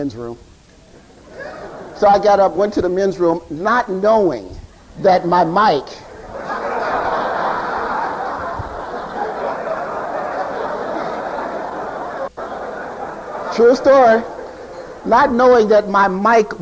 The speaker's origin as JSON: {"language": "English", "town": "Chicago", "region": "Illinois", "country": "United States", "tie": "born or raised there", "said": "I grew up in Chicago"}